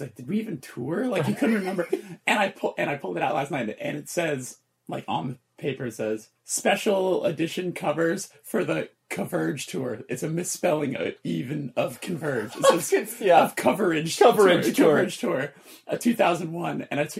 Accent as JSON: {"language": "English", "town": "Burbank", "region": "California", "country": "United States", "tie": "born or raised there", "said": "growing up in Burbank, mm-hmm. there's no one punk here, which is probably why I found metal before I found anything."}